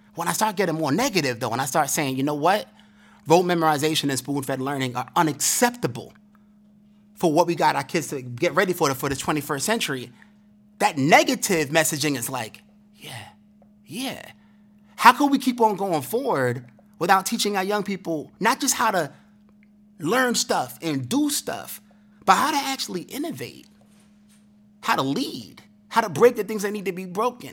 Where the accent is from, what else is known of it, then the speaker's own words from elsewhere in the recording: New York City, New York, United States; growing up in Brooklyn, growing up in the struggle